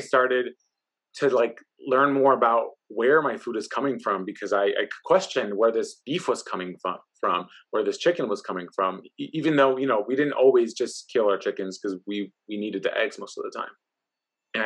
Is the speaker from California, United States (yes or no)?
yes; Oakland, California, United States; me growing up in Oakland, California, in the East Oakland